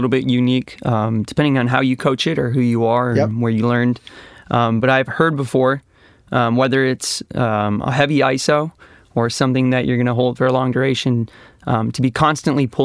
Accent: Minnesota, United States; I'm growing up in Minnesota

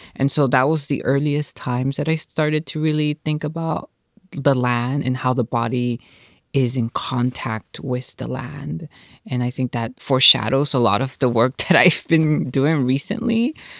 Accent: Houston, Texas, United States; I'm from, born and raised in Houston, so I'm a Texas girl

